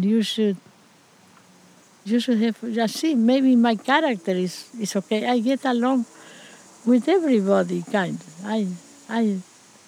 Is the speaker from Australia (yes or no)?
no; Piamonte, Santa Fe, Argentina; born or raised there; English is a second language; moved away